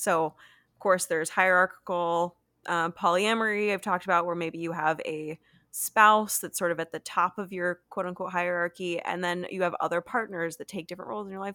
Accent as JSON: {"language": "English", "country": "United States", "said": "I'm from America"}